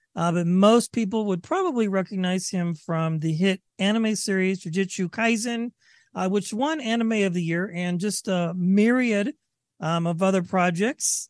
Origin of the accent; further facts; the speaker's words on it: Northern California, United States; moved away as an adult; also born or lived in Vacaville, California; now in Colorado, United States; I'm from Northern California as well.